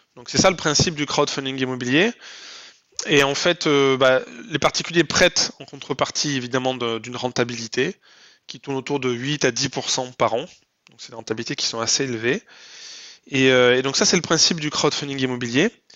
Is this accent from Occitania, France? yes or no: yes; Lot, Occitania, France; moved away as an adult; also born or lived in Paris, France; now in Toulouse, France; je suis originaire du Lot